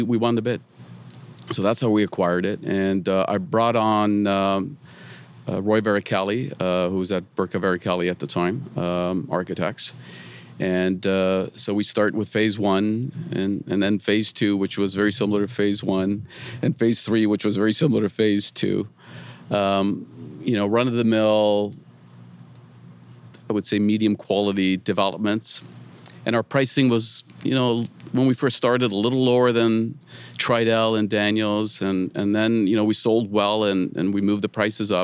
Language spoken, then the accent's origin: English; Mississauga, Ontario, Canada; I grew up in Mississauga